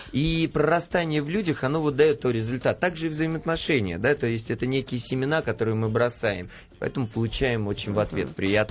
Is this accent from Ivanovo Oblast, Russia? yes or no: no; Saint Petersburg, Russia; now in Moscow, Russia; я вообще из Петербурга